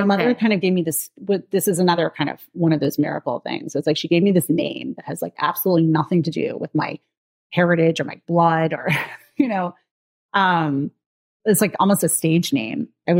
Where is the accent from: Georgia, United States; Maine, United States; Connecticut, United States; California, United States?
Maine, United States; born there; I'm 44 now, so I was born in 1979, and I was born in Maine to a mentally ill homeless woman.